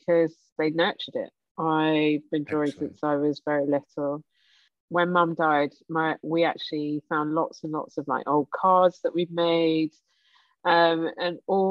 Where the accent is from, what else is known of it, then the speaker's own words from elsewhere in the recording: London, United Kingdom; I was born in the Royal Free in Camden